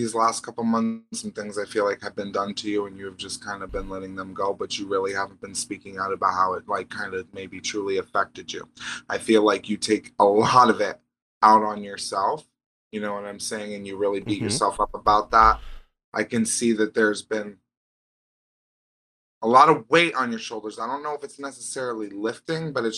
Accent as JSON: {"language": "English", "region": "Vermont", "country": "United States", "said": "I'm from Vermont"}